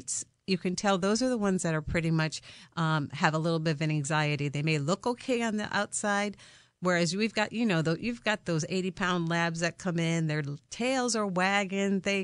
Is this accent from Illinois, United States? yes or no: no; Connecticut, United States; I'm a Connecticut native.